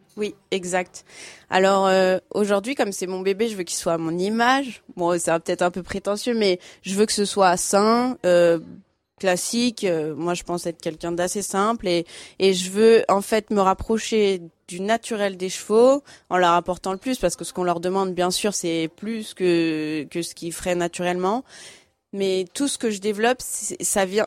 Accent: Fontainebleau, Île-de-France, France; also born or lived in Paris; je suis née à Fontainebleau

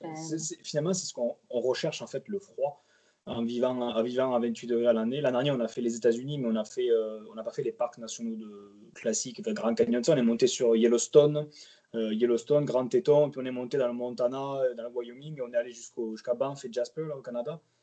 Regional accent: Montpellier, Occitania, France; moved away as an adult; also born or lived in Mayotte; now in French Polynesia; je suis originaire de la côté de Montpellier

